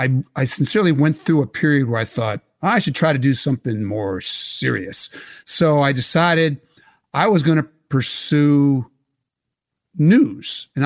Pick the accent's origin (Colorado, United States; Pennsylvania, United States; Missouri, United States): Pennsylvania, United States; Philadelphia; And the Philadelphia Inquirer, because I came from Philadelphia, thought, yeah, that's a good idea.